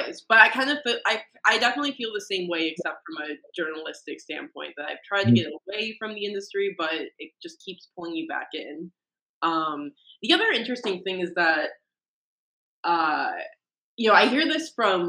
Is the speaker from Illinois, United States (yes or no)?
no; Detroit, Michigan, United States; growing up in Detroit, I'm definitely exposed to the industrial side of the economy.